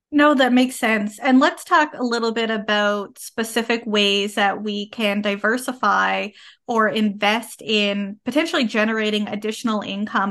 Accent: Canada; I am a Canadian social worker

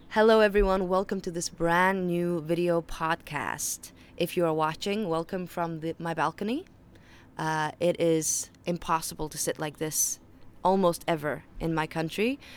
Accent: Faroe Islands; accent: Faroese; first language Faroese; English is a second language; English is my third language, so if you detect an accent, that is why. My first language is Faroese, my second language is Danish, and then my third language is English.

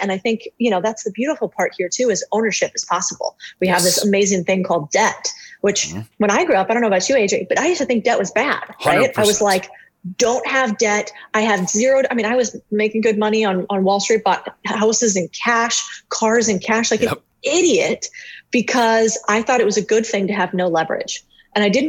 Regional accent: Phoenix, Arizona, United States; I grew up in Phoenix, Arizona.

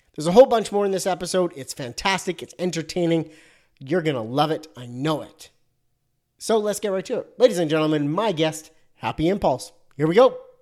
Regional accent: Canada; I'm Canadian

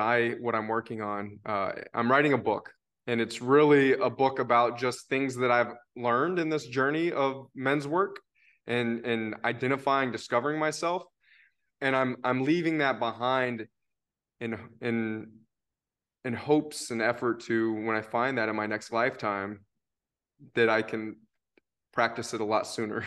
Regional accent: Tennessee, United States; I am from Tennessee

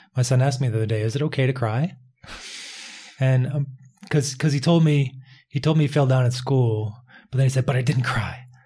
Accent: Philadelphia, Pennsylvania, United States; also born or lived in Pittsburgh; I was growing up in Philadelphia

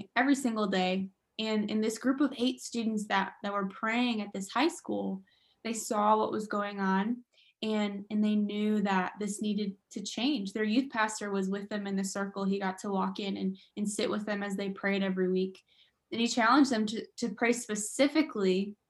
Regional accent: Michigan, United States; that's where I'm originally from. I'm from Michigan.

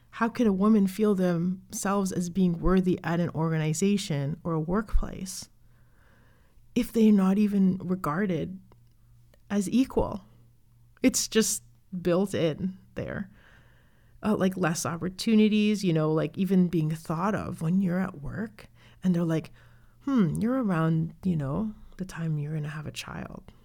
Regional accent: Canada; I'm from Canada, I was born here

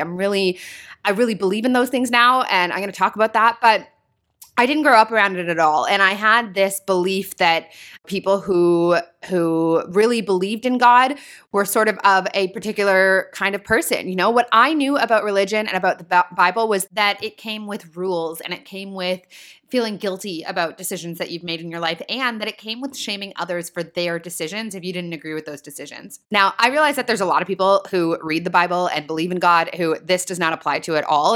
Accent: small town an hour north of Toronto, Ontario, Canada; I'm from Toronto, as many of you guys know, and I actually grew up in a small town about an hour north of the city here

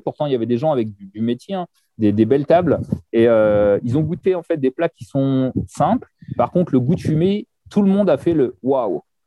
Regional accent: France; chez nous en France

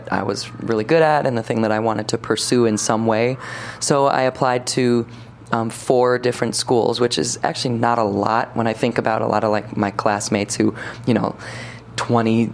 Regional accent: Palatine, Illinois, United States; also born or lived in Rochester, New York / San Diego, California; I'm from the burbs. So I grew up in Palatine, Illinois

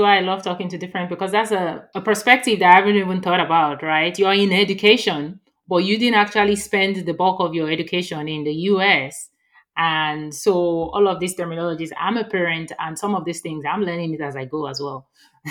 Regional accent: Nigeria; moved away as an adult; now in Texas, United States; I moved from Nigeria to Texas and the accent was just so different, you know, from...

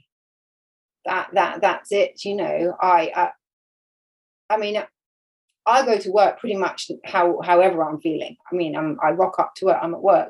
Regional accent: about 4 hours east of Devon, England, United Kingdom; now in Devon, United Kingdom; I grew up about 4 hours east of here

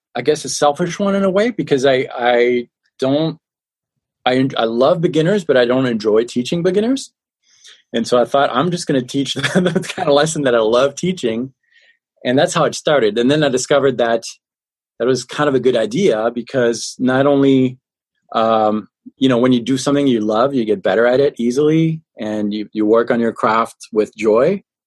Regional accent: France; accent: French; now in Colorado, United States; No, I live in Colorado in the States. Okay. I was born and raised in France. I'm 100% French and 100% American.

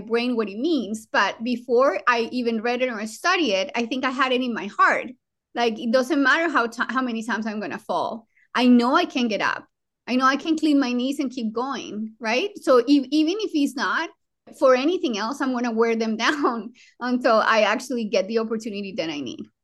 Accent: Colombia; English is a second language; now in United States; I was born in Colombia, in South America

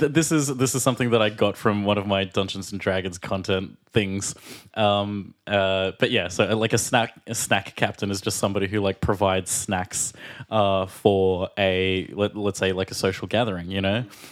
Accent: Australia; And I'm … from Australia.

